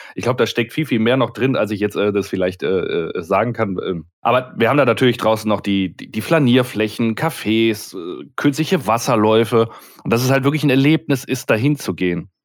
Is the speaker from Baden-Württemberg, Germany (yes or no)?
no; Duisburg, North Rhine-Westphalia, Germany; Jetzt komme ich gebürtig ja aus dem Ruhrgebiet, aus Duisburg